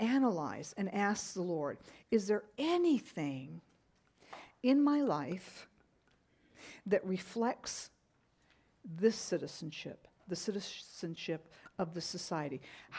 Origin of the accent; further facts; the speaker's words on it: Japan; when I was growing up, I grew up in Japan on the mission field with my parents, and we loved the Japanese culture.